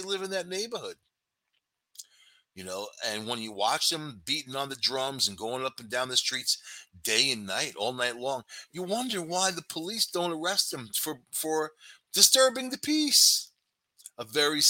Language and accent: English; Long Island, New York, United States; I was raised on Long Island